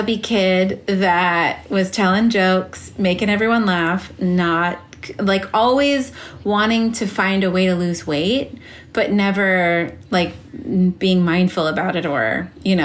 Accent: Los Angeles, California, United States; also born or lived in New York; growing up in L.A.

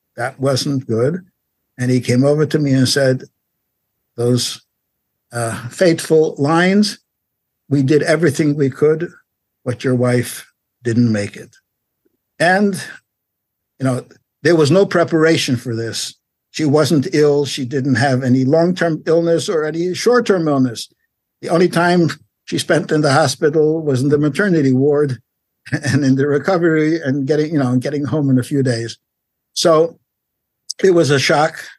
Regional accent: New York, United States; also born or lived in Paris, France / Long Beach, California; now in Los Angeles, United States; grew up in New York if you know New York, Brownsville, East Flatbush, Crown Heights

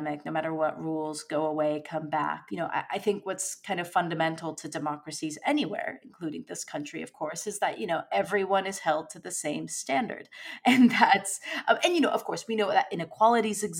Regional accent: United States; now in United Kingdom; my home country in the United States

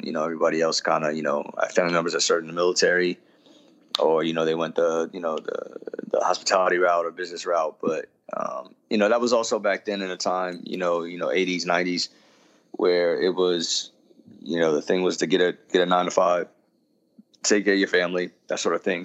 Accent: Yonkers, New York, United States; also born or lived in Mount Vernon, New York; where i grew up in, in mount vernon and yonkers

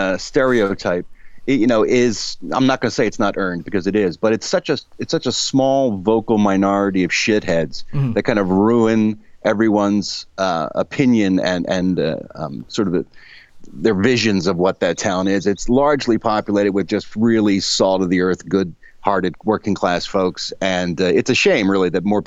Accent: Philadelphia, Pennsylvania, United States; moved away; Philly is one of my favorite places in the world. I mean, obviously, it's my hometown, so it's got a big place in my heart.

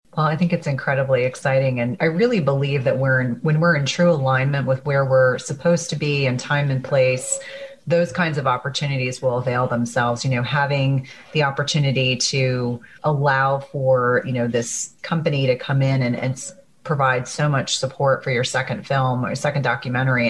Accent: New Jersey, United States; moved away; I grew up in New Jersey

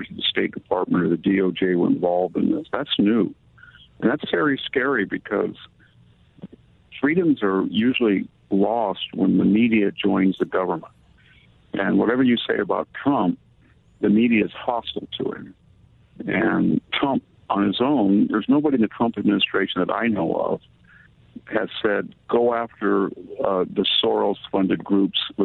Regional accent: United States; born or raised there

